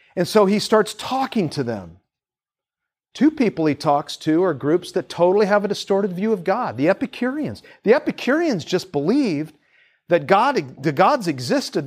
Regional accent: Seattle, Washington, United States; moved away as an adult; also born or lived in Tacoma; now in Tampa, United States; we grew up in Seattle

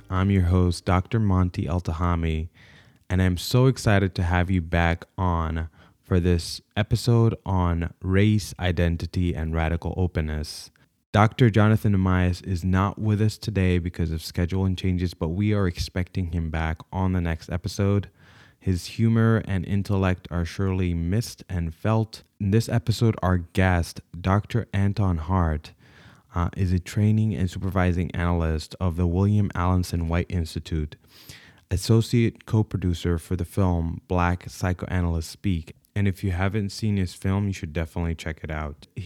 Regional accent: Saudi Arabia; born there; also born or lived in Sudan; see, I was born in Saudi Arabia, but I'm Sudanese by ethnicity, and having been born then, I, I realized that I was Sudanese pretty early on.

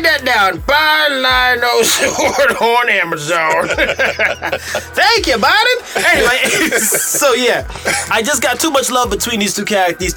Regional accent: New York, United States; moved away; I'm originally from New York

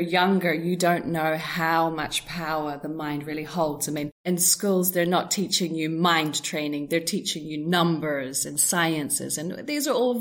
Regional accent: New Zealand; I was brought up in New Zealand, and that was kind of my foundational years

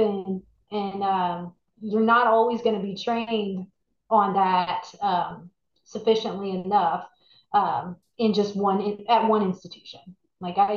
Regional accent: Dallas, Texas, United States; moved away as an adult; now in New Orleans, United States; I was raised in Texas. In Dallas. So I was in, you know, Northeast Texas

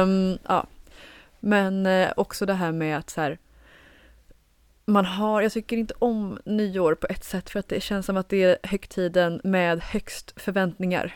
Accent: Trollhättan, Västra Götaland, Sweden; now in Stockholm, Sweden; jag var hemma i Trollhättan, i mm. mina hoods, barndomshoods

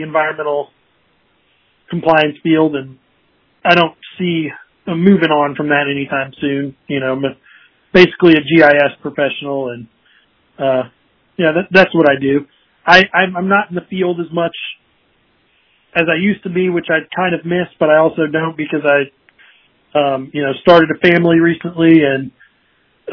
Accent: Virginia, United States; moved away as an adult; now in Portland, United States; I'm actually from Virginia, but definitely have not had a hard time finding a second home in the Pacific Northwest.

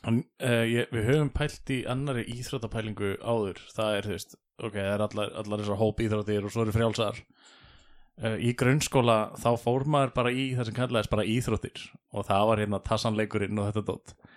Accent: Keflavík, Southern Peninsula, Iceland; also born or lived in Dalvík; við ólst upp í Keflæk og Njarvík

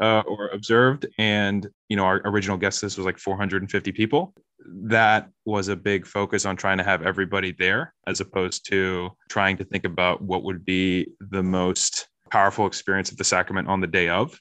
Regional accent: Harrisburg, Pennsylvania, United States; moved away as an adult; also born or lived in New York City / Chicago; I grew up in Harrisburg, Pennsylvania.

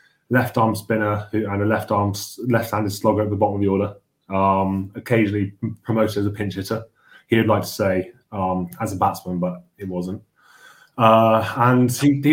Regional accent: Cornwall, South West England, United Kingdom; also born or lived in Bournemouth; I was born in Bournemouth, although I was raised mainly in Cornwall.

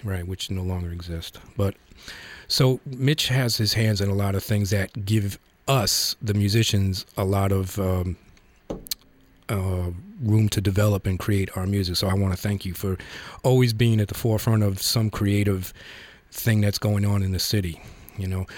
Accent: New York, United States; I grew up in the Bronx

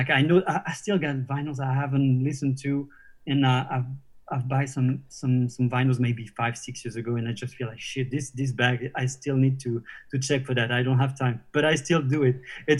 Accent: Normandy, France; born or raised there

